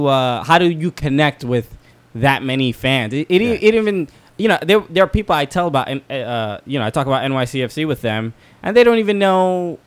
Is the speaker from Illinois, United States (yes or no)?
no; New York City, New York, United States; I'm from Brooklyn.